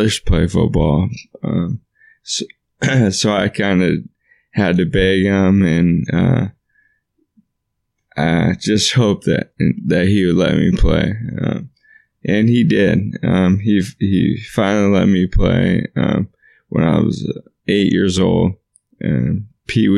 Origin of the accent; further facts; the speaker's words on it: Los Angeles, California, United States; now in Costa Mesa, United States; I was born in San Pedro, California. So that's like the Los Angeles Harbor area